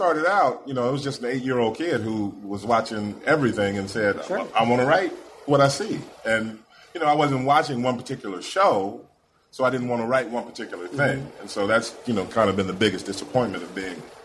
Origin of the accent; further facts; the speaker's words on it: Indiana, United States; I'm from Indiana